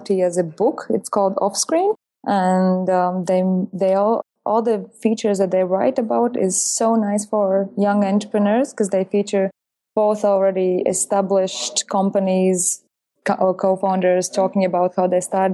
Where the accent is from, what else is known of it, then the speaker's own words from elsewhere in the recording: Latvia; moved away; I'm originally coming from Latvia, which is Letony or whatever.